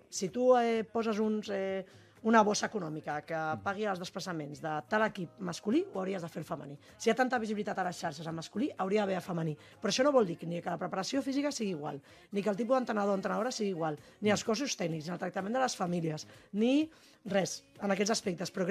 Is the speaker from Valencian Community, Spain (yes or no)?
no; Barcelona, Catalonia, Spain; però jo soc de Barcelona.